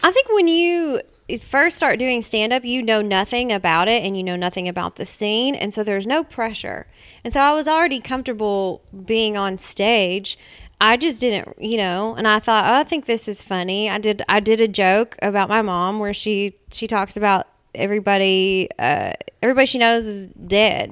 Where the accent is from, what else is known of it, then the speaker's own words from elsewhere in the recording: Nashville, Tennessee, United States; also born or lived in Mount Juliet, Tennessee; I was born and raised in Nashville.